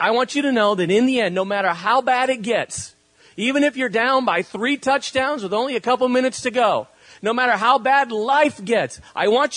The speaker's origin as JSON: {"language": "English", "country": "Spain", "tie": "born or raised there", "moved": "yes", "lives_now": "California, United States", "said": "I was, grew up in Spain"}